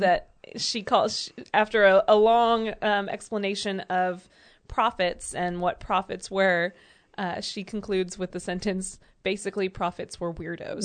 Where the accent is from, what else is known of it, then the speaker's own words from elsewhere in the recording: United States; also born or lived in Georgia; growing up in Alabama and Georgia